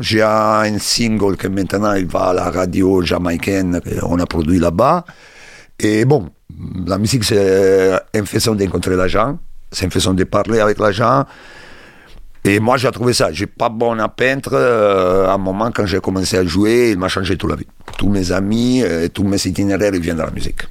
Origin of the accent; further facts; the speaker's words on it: Rome, Lazio, Italy; French is a second language; moved away as an adult; also born or lived in London, United Kingdom; now in Sète, France; je suis italien, je suis né à Rome